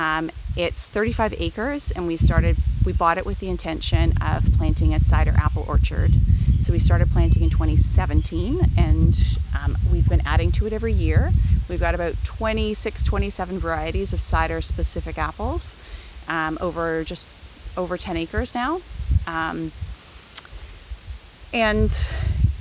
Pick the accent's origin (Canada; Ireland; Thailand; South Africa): Canada; moved away as an adult; also born or lived in Texas / France; now in Hillier, Canada; I'm originally Canadian